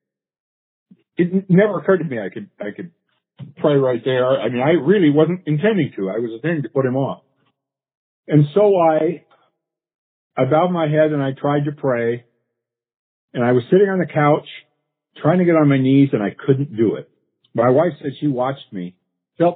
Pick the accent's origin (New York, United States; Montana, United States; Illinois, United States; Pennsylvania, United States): Montana, United States; Great Falls; I was raised in Great Falls, Montana